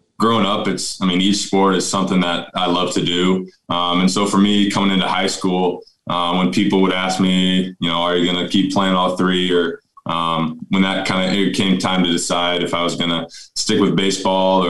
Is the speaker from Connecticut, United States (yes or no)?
no; Elkhorn, Nebraska, United States; I'm from Elkhorn just because, growing up here